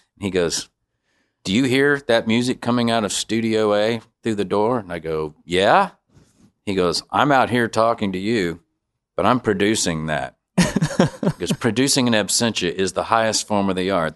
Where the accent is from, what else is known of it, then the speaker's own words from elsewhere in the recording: Bowling Green, Missouri, United States; I grew up in Bowling Green, Missouri, so, uh, that's like seventy miles north of Saint Louis